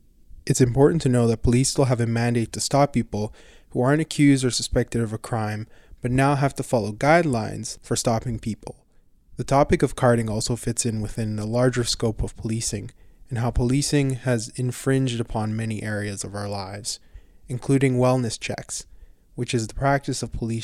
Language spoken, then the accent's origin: English; Edmonton, Alberta, Canada; Years ago, growing up in Edmonton, I worked a few summer jobs downtown